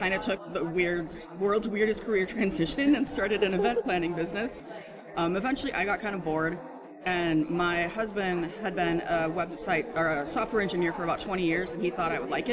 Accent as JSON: {"language": "English", "town": "Pittsburgh", "region": "Pennsylvania", "country": "United States", "said": "I am from Pittsburgh, Pennsylvania"}